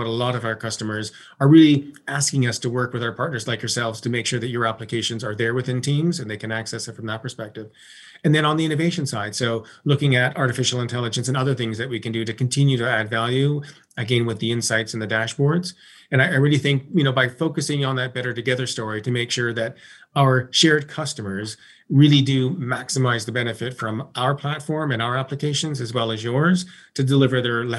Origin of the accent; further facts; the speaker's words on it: Toronto, Ontario, Canada; Yeah, I'm originally from Toronto, so I'm heading to Toronto on July 22nd and spend some time with my family and up at the cottage